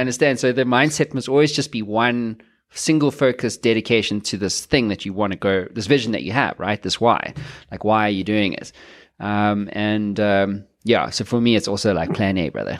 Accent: South Africa; I'm South African

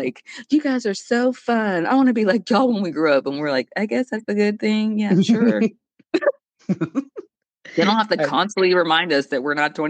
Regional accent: Dallas, Texas, United States; I'm from like the Dallas area.

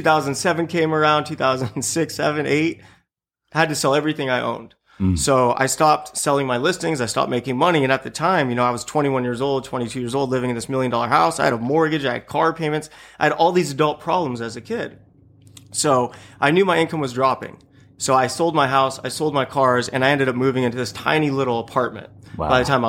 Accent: Buena Park, California, United States; I grew up in Buena Park, you know, right.

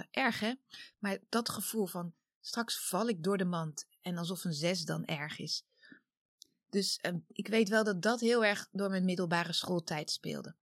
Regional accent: Wassenaar, South Holland, Netherlands; also born or lived in The Hague; 1973. Ik ben geboren in Den Haag, opgegroeid in Wassenaar.

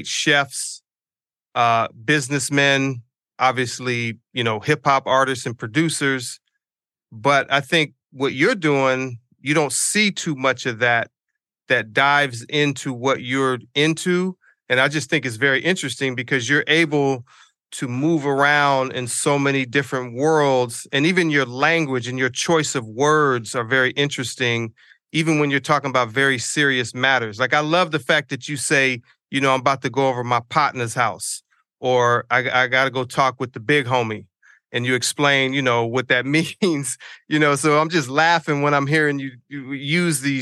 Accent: San Diego, California, United States; I'm from San Diego

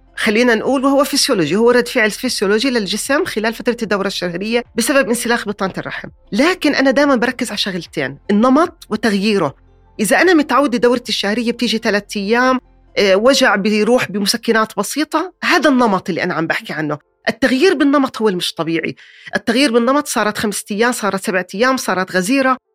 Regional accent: Jordan; عندنا بالأردن

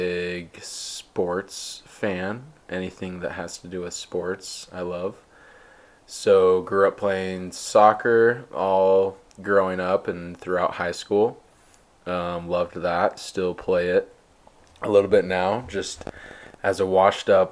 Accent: Murray, Utah, United States; I was born and raised in Murray, Utah

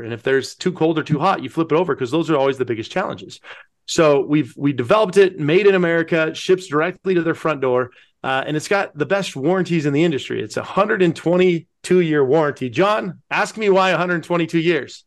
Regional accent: Pueblo, Colorado, United States; we are, uh, born and raised in Pueblo, Colorado, the, uh, most amazing city on earth.

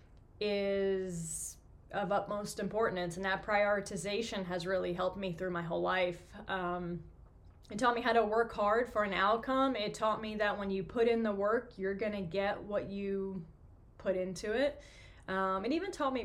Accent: New York City, New York, United States; moved away as an adult; also born or lived in Michigan; But I'm born and raised in Queens, New York. I lived in New York until I was about 28

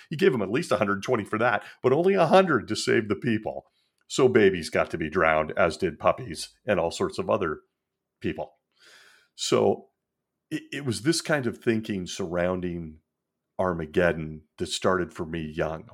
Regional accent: Marin County, Northern California, United States; I grew up in Northern California in really a melting pot in the Marin County area, just north of San Francisco

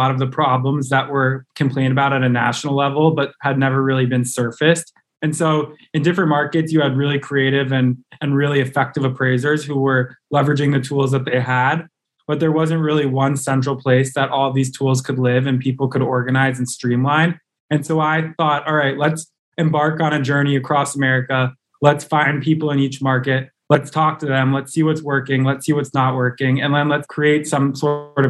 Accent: New York area, United States; I was born and raised in the New York area

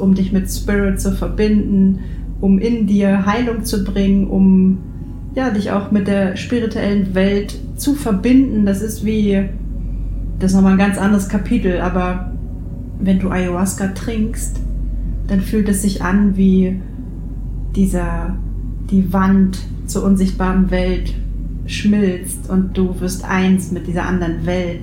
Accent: near the Baltic Sea, Baltic coast, Germany; in meiner Heimat hier in der Nähe der Ostsee

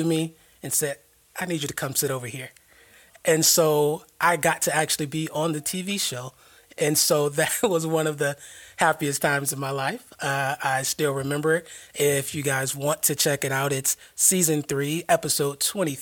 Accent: South Florida, United States; moved away as an adult; now in Jacksonville, United States; I hail from South Florida.

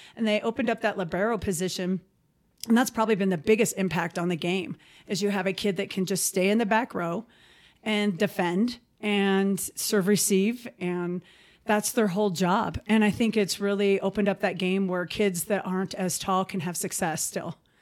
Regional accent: Basin, Wyoming, United States; also born or lived in Billings, Montana; I actually grew up in Wyoming. I grew up in Basin

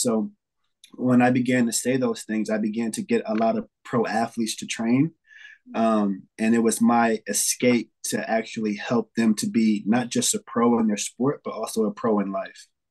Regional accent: New York City, New York, United States; now in Xenia, United States; I'm from New York City. I'm um, currently in Ohio now.

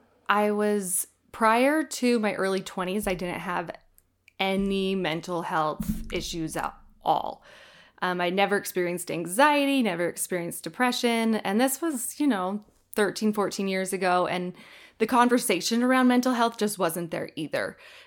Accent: Iowa, United States; now in Utah, United States; I'm originally from Iowa, but I lived in Utah for about 15 years now.

